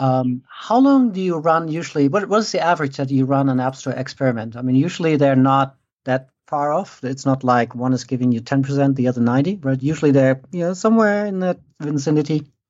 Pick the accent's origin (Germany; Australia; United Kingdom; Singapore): Germany; moved away as an adult; now in United States; I grew up in Germany. Uh, I came over to the States in, uh, when was it? ninety-seven, so twenty-one odd years ago.